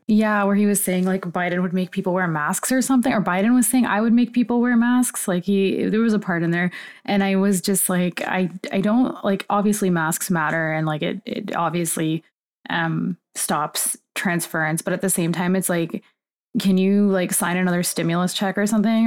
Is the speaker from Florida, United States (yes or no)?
yes; Florida, United States; Florida, my home state